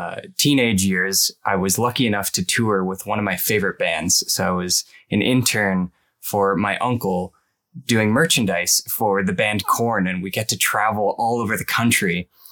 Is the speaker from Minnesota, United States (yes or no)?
yes; Rochester, Minnesota, United States; accent: Midwestern; first language English; moved away as an adult; I'm from Rochester, Minnesota. I grew up a monolingual gringo, like most people in the United States, it seems.